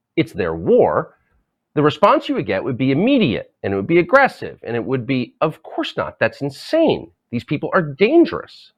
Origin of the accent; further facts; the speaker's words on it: United States; as an American